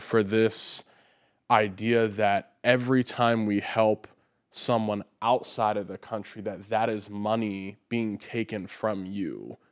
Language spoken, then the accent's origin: English; United States; As an American